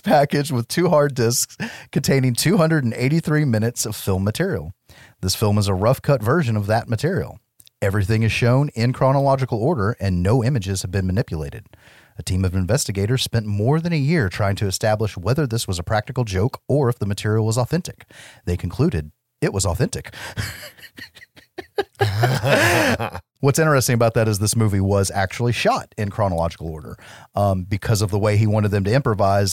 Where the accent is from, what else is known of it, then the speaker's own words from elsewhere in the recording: United States; I'm an American